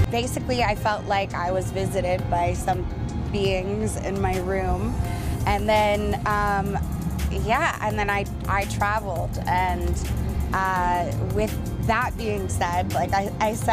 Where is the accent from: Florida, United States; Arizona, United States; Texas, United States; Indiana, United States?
Arizona, United States; Phoenix; when I was growing up in Phoenix, there was a famous alien sighting story called the Phoenix Lights